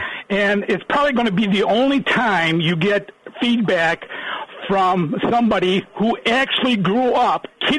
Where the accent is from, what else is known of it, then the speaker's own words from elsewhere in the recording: Dixon, Illinois, United States; also born or lived in Lake County, Illinois; now in Lake Villa, United States; grew up kitty corner to where Ronald Reagan grew up in Dixon, Illinois. Dixon's my hometown. I graduated in high school in 1964, moved up to Lake County in 1991, been here ever since